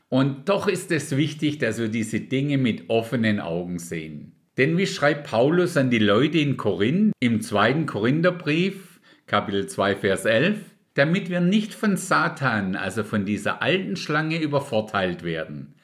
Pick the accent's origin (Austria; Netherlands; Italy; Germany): Germany; bei uns in Deutschland